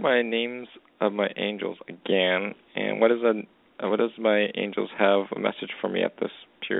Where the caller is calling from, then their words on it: Edmonton, Alberta, Canada; I'm actually calling from Edmonton, Alberta, Canada.